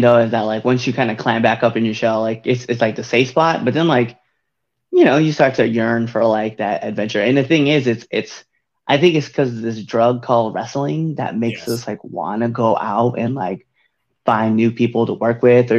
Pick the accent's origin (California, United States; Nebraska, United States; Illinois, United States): Nebraska, United States; I'm like not even from like this area. Right. So I'm like, I'm from Nebraska. And then like I moved around and then landed here.